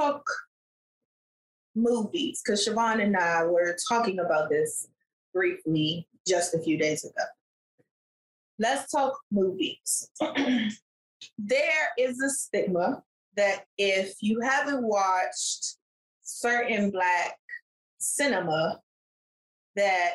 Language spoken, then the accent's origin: English; Washington, District of Columbia, United States; growing up in Southeast DC, that wasn't the only place I lived, but that was where I spent the bulk of my life